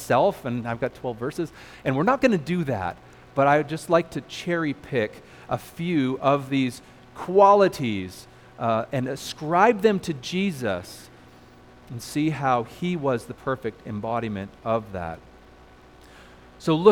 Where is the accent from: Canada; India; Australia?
Canada; moved away as an adult; now in United States; I'm a Canadian citizen